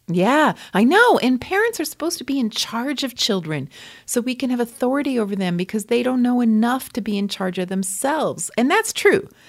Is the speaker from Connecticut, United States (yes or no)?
yes; near Lyme, Connecticut, United States; I grew up near Lyme, Connecticut.